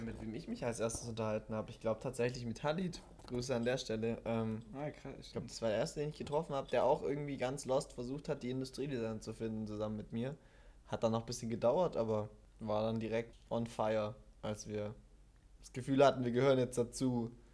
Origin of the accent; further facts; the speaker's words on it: Stuttgart, Baden-Württemberg, Germany; moved away as an adult; now in Wuppertal, Germany; Ich komme ursprünglich aus Stuttgart, relativ weit weg von Wuppertal